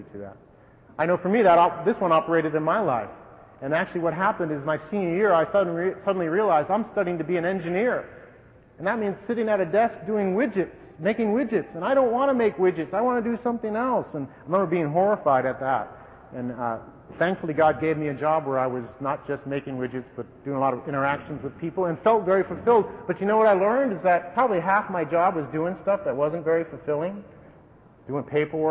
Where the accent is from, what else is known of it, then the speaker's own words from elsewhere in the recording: Wellesley, Massachusetts, United States; I came from a fairly affluent family in a fairly affluent town, Andover version down west of Boston, Wellesley. Don't snicker and sneer, please, but that's my hometown.